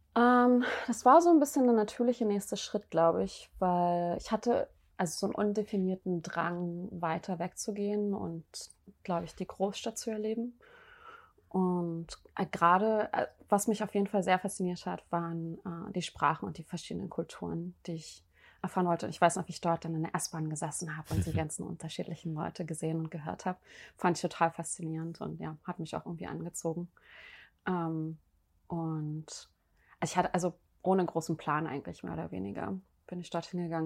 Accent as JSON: {"language": "German", "country": "Germany", "tie": "born or raised there", "said": "es wurde auch damals in der DDR äh, als JWD bezeichnet, also Janzwei draußen, mhm. die Gegend, wo ich aufgewachsen bin"}